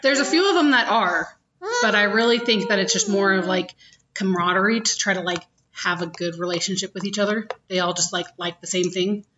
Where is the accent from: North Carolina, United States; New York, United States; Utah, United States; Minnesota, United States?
Utah, United States; I grew up in Utah County